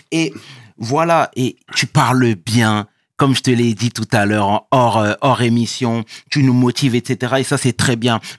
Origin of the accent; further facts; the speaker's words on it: Cameroon; Oui, je suis camerounais.